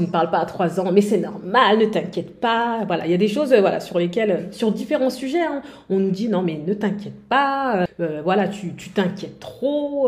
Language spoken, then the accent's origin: French; France; on est française, euh, d'origine sénégalaise